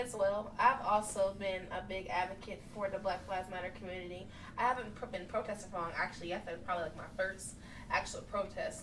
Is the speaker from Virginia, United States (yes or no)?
yes; Richmond, Virginia, United States; in my hometown city